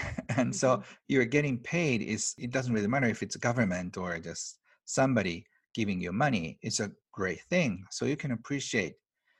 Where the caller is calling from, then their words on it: Tokyo, Japan; I'm outside of Tokyo, 2 hours in the mountains. This is from my retreat center.